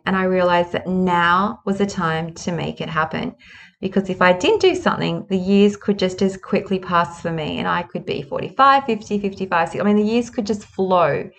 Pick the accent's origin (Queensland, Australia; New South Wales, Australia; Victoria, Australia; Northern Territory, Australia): New South Wales, Australia; Sydney; I was born in Sydney.